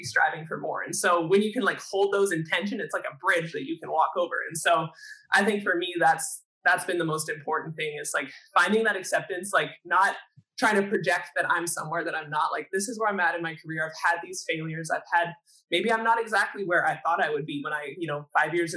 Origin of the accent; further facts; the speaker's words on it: Canada; a Canadian athlete